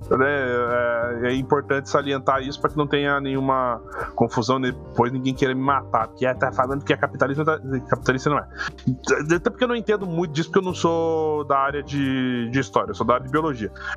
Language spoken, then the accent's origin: Portuguese; Paraná, Brazil; eu sou do Paraná